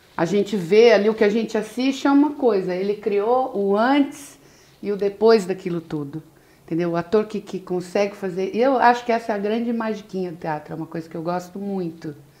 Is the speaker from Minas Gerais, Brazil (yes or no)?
no; Londrina, Paraná, Brazil; moved away as an adult; also born or lived in São Paulo; now in Rio de Janeiro, Brazil; eu comecei, como você falou, em Londrina, Paraná, e lá eu fiquei por muitos anos. Eu só saí de lá em 98, já vai fazer 20 anos que eu tô aqui no Rio